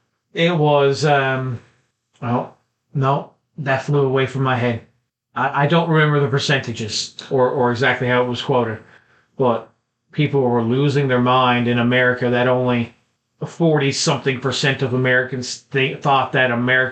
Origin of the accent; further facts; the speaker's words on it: Canada; I'm proud to be a Canadian.